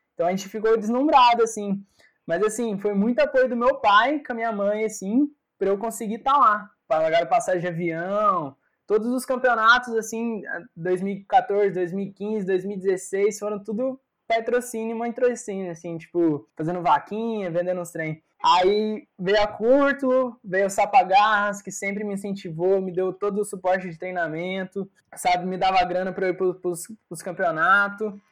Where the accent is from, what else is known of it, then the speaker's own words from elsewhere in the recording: Itamonte, Minas Gerais, Brazil; moved away; uma cidade do interior, sabe? Eu vim de Itamonte. Então, era muito pequena a cidade